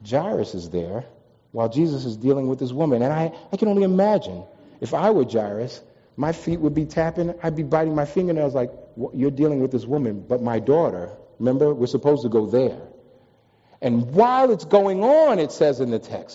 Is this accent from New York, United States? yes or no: yes; New York, United States; moved away as an adult; also born or lived in Washington, D.C.; I'm from New York. I've ridden on subways most of my life